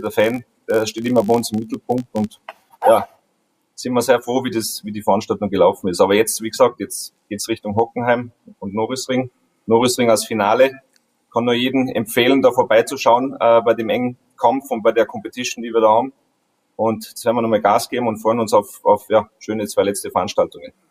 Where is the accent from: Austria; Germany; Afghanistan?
Austria; bei uns in Österreich